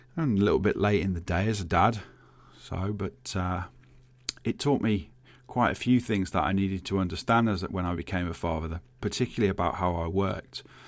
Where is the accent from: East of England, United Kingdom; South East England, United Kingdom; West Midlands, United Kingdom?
West Midlands, United Kingdom; Birmingham; I grew up in Birmingham